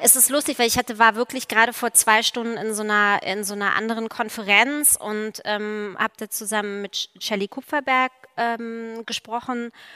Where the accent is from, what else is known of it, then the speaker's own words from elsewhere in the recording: East Germany, Germany; in der DDR aufgewachsen zu sein